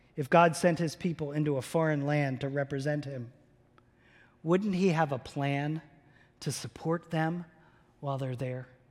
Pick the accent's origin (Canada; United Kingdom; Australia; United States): United States; around Philadelphia and New York, Northeast; now in Tulsa, United States; I grew up in the Northeast. around big cities like Philadelphia and New York.